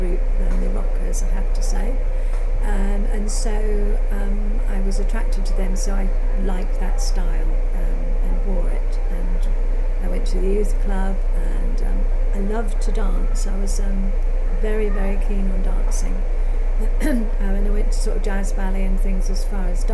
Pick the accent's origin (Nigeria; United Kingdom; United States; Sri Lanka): United Kingdom; Isle of Wight, South East England; moved away; also born or lived in Brighton; after leaving the constraints of the Isle of Wight, very narrow, very limited, to go to Brighton